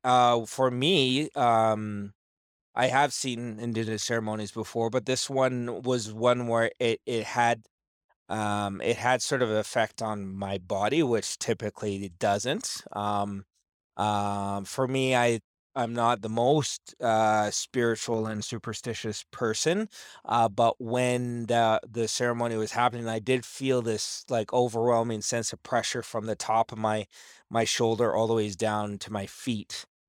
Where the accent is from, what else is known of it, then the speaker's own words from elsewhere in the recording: Campbell River, British Columbia, Canada; moved away; I grew up there in Campbell River